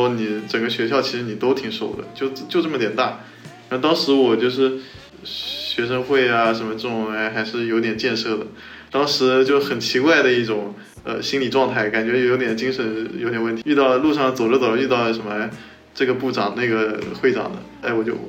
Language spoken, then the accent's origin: Chinese; South China, China; 其实我是一个南方人，